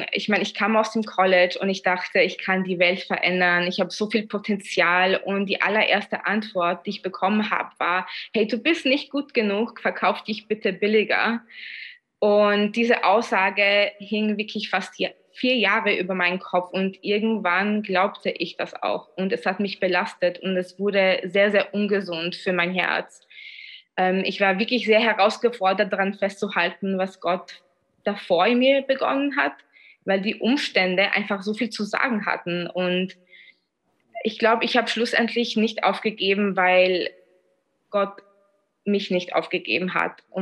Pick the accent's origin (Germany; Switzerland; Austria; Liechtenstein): Austria; Vienna; ich bin zwar in Wien aufgewachsen, aber in, von polnischer Herkunft